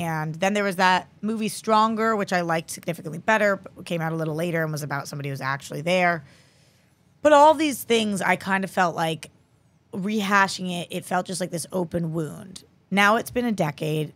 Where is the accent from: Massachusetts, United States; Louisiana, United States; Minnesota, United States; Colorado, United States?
Massachusetts, United States; Newton; moved away as an adult; now in Los Angeles, United States; I'm from Newton, and we were one of the cities that was shut down